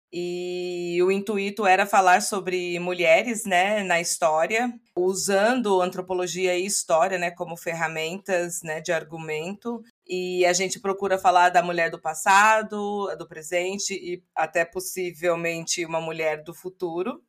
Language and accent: Portuguese; Brazil; moved away as an adult; now in Denver, United States; eu era brasileira